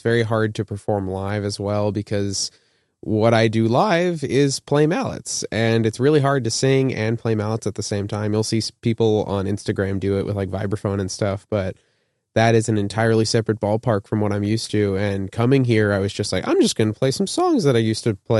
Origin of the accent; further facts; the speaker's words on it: Tucson, Arizona, United States; moved away as an adult; now in Indiana, United States; I'm born and raised in Arizona. I moved up to Indiana for school, doing my master's in music technology, and I make electronic music.